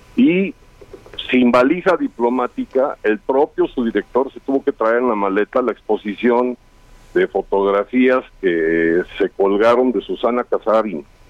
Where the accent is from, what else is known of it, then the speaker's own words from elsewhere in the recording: León, Guanajuato, Mexico; Fútbol Club León, que es de donde yo soy